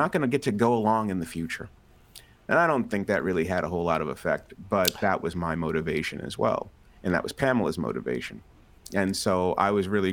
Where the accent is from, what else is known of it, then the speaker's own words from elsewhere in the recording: Boston, Massachusetts, United States; I was born in Boston